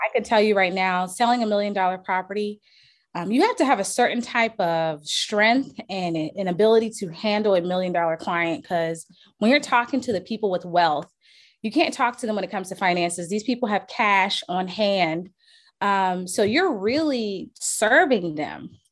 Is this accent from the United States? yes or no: yes; Charleston, South Carolina, United States; I'm from Charleston, South Carolina